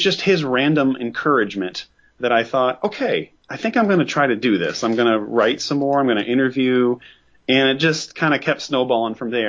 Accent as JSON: {"language": "English", "country": "United States", "said": "I'm an American. I live in the United States"}